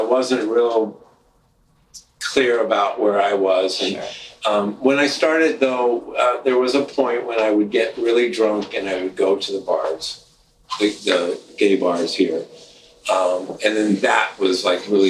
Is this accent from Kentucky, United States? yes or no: yes; Louisville, Kentucky, United States; moved away as an adult; now in Minneapolis, United States; where I grew up in Louisville, Kentucky